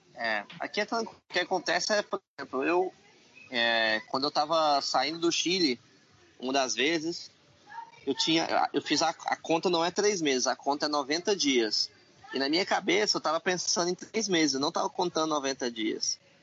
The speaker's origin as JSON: {"language": "Portuguese", "country": "Brazil", "said": "Sou do Brasil"}